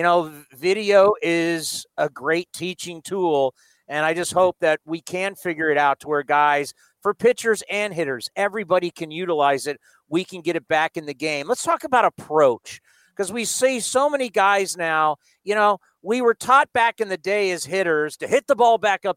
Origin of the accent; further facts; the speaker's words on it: San Diego, California, United States; when I was a kid growing up in San Diego